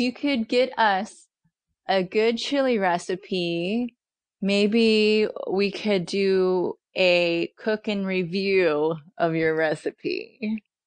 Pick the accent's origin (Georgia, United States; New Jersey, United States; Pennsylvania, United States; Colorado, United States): Pennsylvania, United States; now in Southern California, United States; I'm from Pennsylvania.